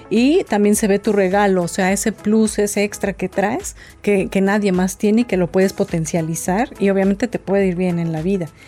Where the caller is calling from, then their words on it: St. Louis, Missouri, United States; le llamo desde la ciudad de San Luis, Missouri.